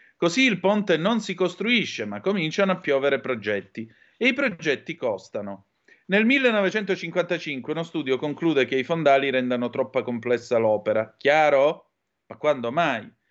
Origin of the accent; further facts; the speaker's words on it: Calabria, Italy; dalle mie parti in Calabria